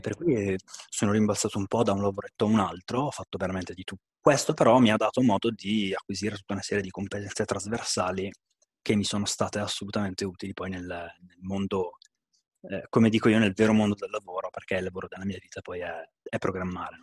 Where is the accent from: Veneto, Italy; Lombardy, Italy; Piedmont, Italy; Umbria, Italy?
Lombardy, Italy; Bergamo; sono di Bergamo